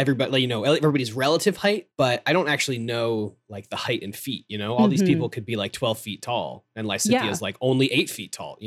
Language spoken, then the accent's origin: English; United States; We're American on this podcast.